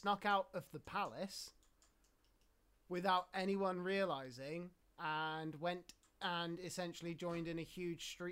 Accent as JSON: {"language": "English", "region": "England", "country": "United Kingdom", "said": "I'm English"}